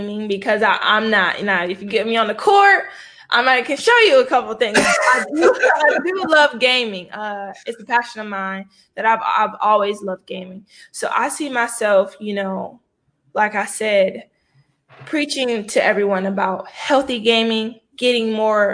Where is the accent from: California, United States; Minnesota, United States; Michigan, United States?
Michigan, United States; I'm from Michigan